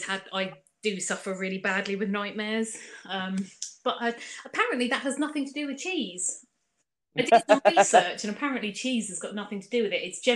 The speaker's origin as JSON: {"language": "English", "town": "Clanfield", "region": "South East England", "country": "United Kingdom", "tie": "born or raised there", "also_born_or_lived": "Chichester / Bognor / Channel Islands", "lives_now": "Portsmouth, United Kingdom", "said": "For like 4 years. And then when we came back, we lived in Clanfield."}